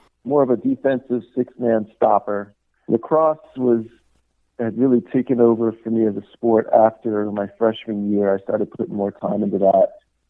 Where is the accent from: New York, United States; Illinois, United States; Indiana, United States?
New York, United States; Stony Brook; I grew up in Stony Brook, Long Island.